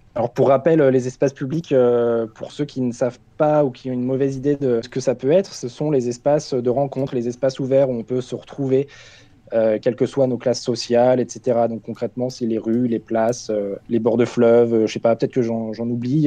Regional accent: Caen, Normandy, France; moved away; je viens de Caen. Euh, je sais que voilà, c'est une ville qui me plaît beaucoup parce que j'y ai grandi

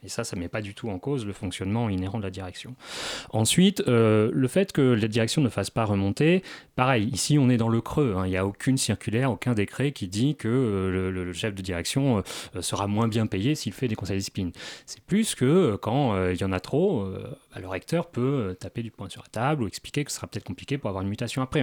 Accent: Normandy, France; moi je viens de Normandie, on a des secteurs dans la campagne qui sont euh, totalement déshérités de moyens

